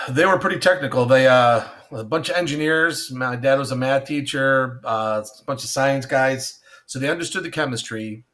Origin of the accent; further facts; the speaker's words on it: Ellicottville, New York, United States; I grew up in the Ellicottville, uh, New York area. It is, Ellicottville is a small ski town, about an hour south of Buffalo, New York.